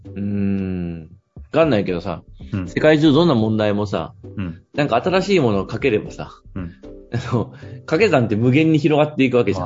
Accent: Fukui, Japan; moved away; 地元の福井に帰って街づくりっていう分野の仕事をするとき

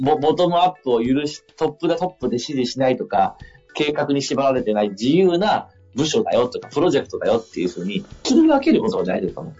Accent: Sabae, Fukui, Japan; 地元の福井の鯖江って町

